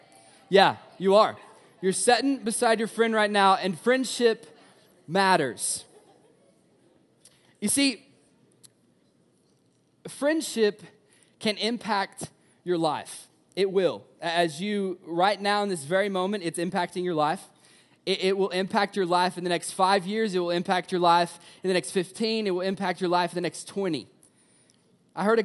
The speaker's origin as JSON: {"language": "English", "region": "Tennessee", "country": "United States", "said": "I'm from Tennessee."}